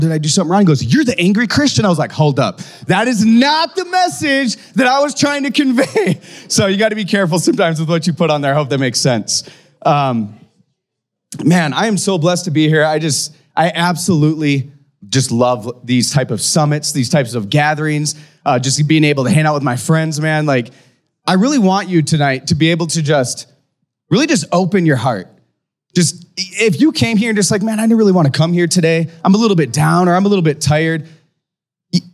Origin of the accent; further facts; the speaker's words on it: Aberdeen, South Dakota, United States; now in Fargo, United States; I grew up in a town called Aberdeen, South Dakota